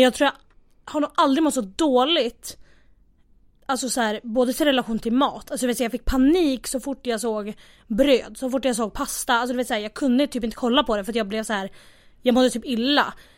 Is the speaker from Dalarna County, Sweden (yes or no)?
no; Västerås, Västmanland, Sweden; moved away as an adult; now in Stockholm, Sweden; jag kommer från Västerås, egentligen. Bor i Stockholm